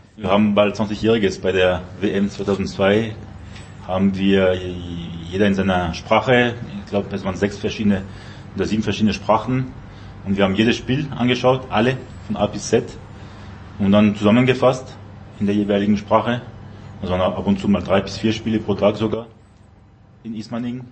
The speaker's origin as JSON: {"language": "German", "country": "France", "moved": "yes", "said": "als Franzose"}